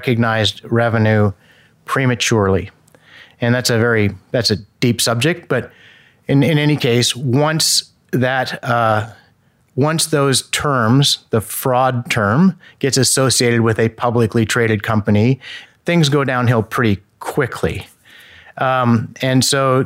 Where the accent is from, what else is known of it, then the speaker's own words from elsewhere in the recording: Indiana, United States; moved away; I come from Indiana